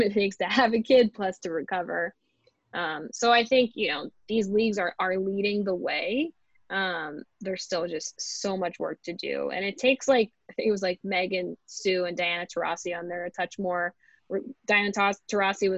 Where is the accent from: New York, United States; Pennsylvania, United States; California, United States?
Pennsylvania, United States; Philadelphia; I'm from Philadelphia